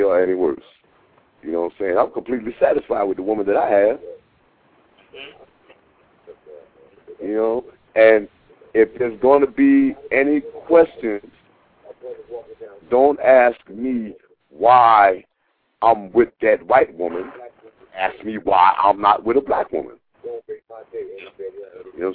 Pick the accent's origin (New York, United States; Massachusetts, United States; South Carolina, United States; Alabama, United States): New York, United States; moved away; I'm from the East Coast. I'm from New York